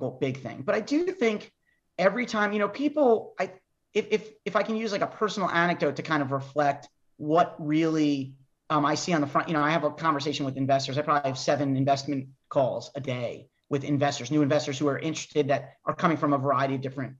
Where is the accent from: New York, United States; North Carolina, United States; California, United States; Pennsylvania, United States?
New York, United States; I'm a New Yorker